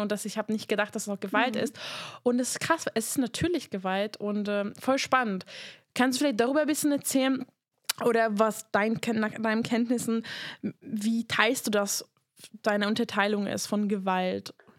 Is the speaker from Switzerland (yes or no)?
no; Hungary; moved away; ich komme aus Ungarn